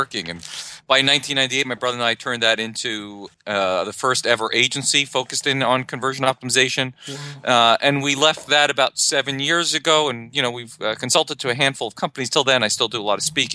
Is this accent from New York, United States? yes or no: yes; New York City, New York, United States; I grew up in Brooklyn, New York